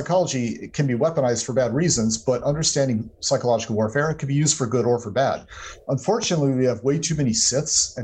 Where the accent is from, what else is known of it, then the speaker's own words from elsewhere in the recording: Atlanta, Georgia, United States; I grew up in Atlanta, Georgia